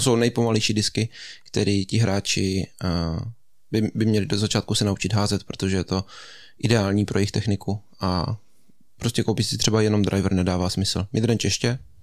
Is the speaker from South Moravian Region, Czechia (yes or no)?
no; Český Krumlov, South Bohemian Region, Czechia; u nás v Krumlově to tak funguje